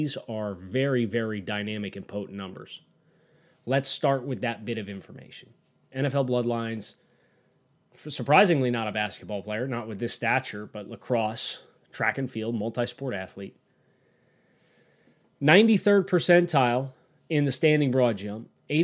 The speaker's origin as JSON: {"language": "English", "region": "Mid-Atlantic", "country": "United States", "said": "I'm from the Mid-Atlantic area, so I knew Brenton Strange really well."}